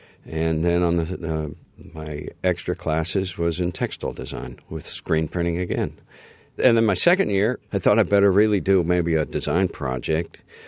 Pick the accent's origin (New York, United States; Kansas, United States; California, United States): Kansas, United States; also born or lived in Illinois / Michigan; I grew up in Kansas, which is great.